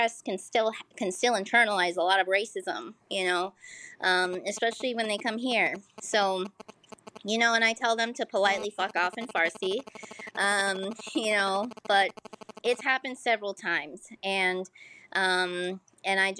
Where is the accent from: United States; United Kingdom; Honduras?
United States; I was born in the US.